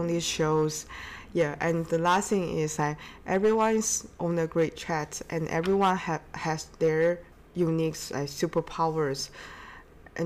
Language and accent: English; China; moved away; also born or lived in Seattle / Boston; I'm from China